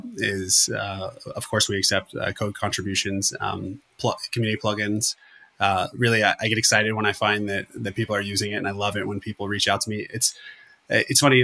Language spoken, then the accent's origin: English; Florida, United States; I'm from Florida